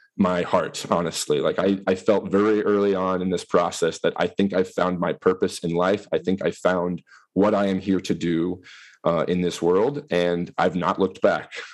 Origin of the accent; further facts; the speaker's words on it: northeast Missouri, United States; moved away as an adult; now in Wisconsin, United States; I grew up in Missouri in the northeast corner in a, in a rural area.